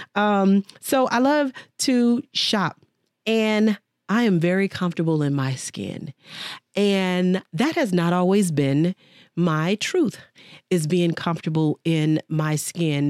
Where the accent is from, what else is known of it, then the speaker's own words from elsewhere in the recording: Dallas, Texas, United States; moved away; Dallas, Texas is my home, born and raised